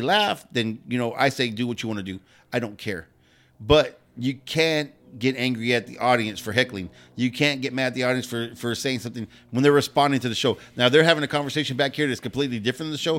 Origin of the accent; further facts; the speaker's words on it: Pasadena, California, United States; I grew up in Pasadena